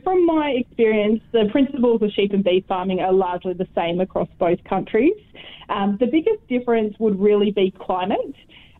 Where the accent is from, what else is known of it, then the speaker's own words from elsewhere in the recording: Walla Walla, New South Wales, Australia; moved away as an adult; also born or lived in Sydney; now in Inglewood, New Zealand; So I grew up in a small town in southern New South Wales called Walla Walla. I grew up on the family sheep and beef farm, which is where my love for all things rural began.